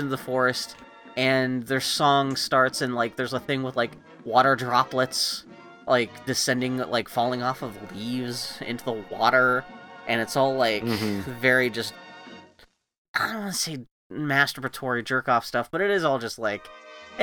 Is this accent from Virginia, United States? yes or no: no; El Paso, Texas, United States; I grew up, when I was born in El Paso, Texas